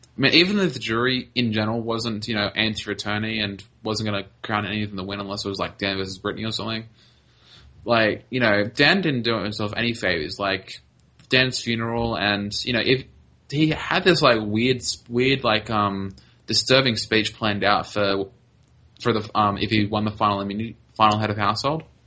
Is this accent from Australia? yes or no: yes; Australia; I'm Australian.